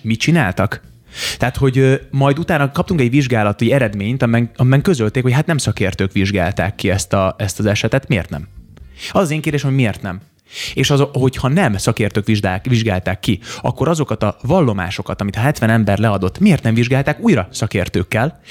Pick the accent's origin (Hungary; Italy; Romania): Hungary; also born or lived in Novi Sad, Serbia; Én újvidéken születtem Szerbiában, Jugoszláviában